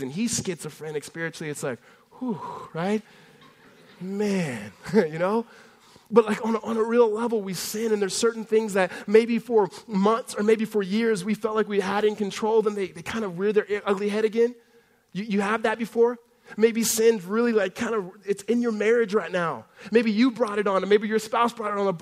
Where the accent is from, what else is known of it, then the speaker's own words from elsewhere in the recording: California, United States; growing up in California